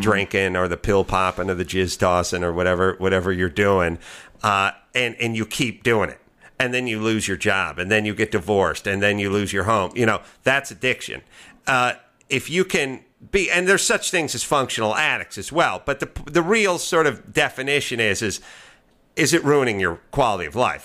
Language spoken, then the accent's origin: English; Los Angeles, California, United States; I'm from L